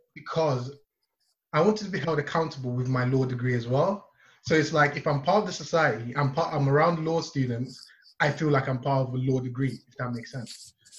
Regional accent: Nigeria; now in Leeds, United Kingdom; I am from Nigeria

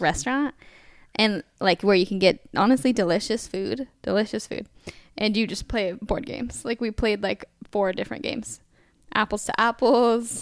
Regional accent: California, United States; also born or lived in Tacoma, Washington; now in Portland, United States; I'm mainly from California

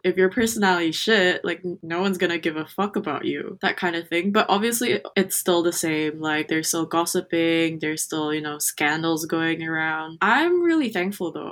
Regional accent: Jakarta, Indonesia; now in Australia; I'm from Jakarta

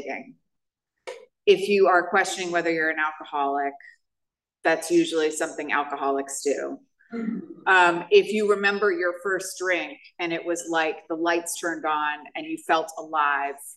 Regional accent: New York, United States; I grew up in New York.

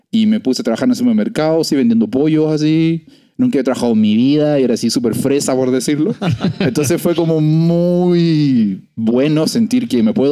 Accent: Valparaíso, Chile; moved away as an adult; now in Mexico; yo nací en Ozono, pero yo digo que soy de Valparaíso, se me preguntan.

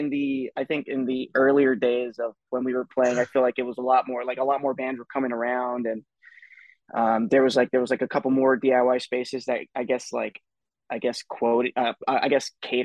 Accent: New Jersey, United States; We're from New Jersey, kind of scattered around.

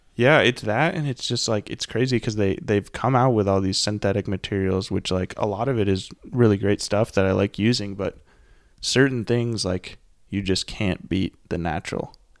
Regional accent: Burlington, Vermont, United States; also born or lived in Bozeman, Montana; now in Portland, United States; I'm from Vermont, and then I moved to Montana

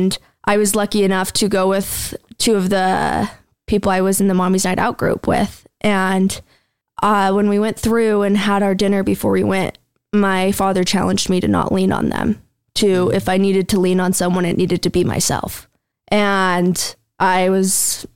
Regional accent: Cache Valley, Utah, United States; We came from Cache Valley, same area

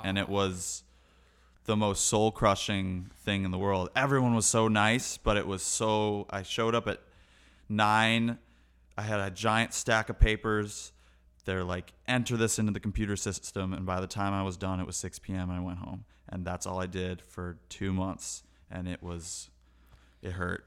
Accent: Chicago, Illinois, United States; moved away; I was born in Chicago

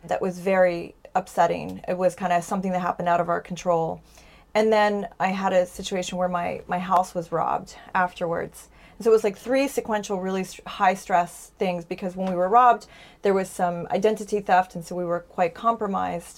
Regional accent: United States; as an American

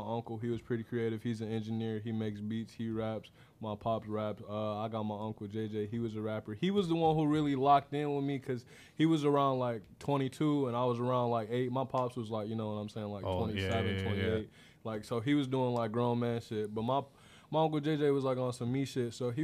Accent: Inkster, Michigan, United States; also born or lived in Flat Rock, Michigan / Metro Detroit / Indiana; I grew up in Inkster, Michigan. I'm from the Lamone Gardens out there

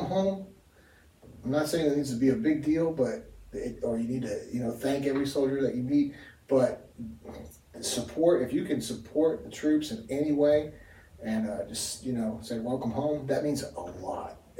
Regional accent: Kentucky, United States; we're probably all from Kentucky

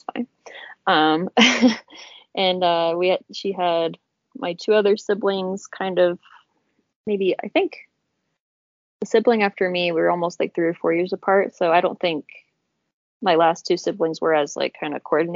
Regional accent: Murray, Utah, United States; I was born in 94 in Murray, Utah.

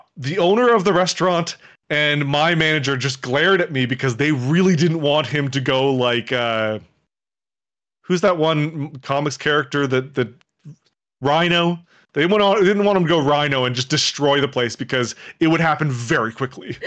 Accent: Toronto, Ontario, Canada; I'm from Toronto.

